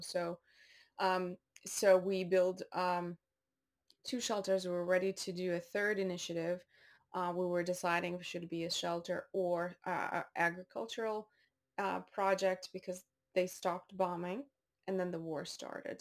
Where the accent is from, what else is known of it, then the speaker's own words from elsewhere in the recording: Baku, Azerbaijan; moved away; also born or lived in North Dakota, United States / Maine, United States; I was born in Baku, Azerbaijan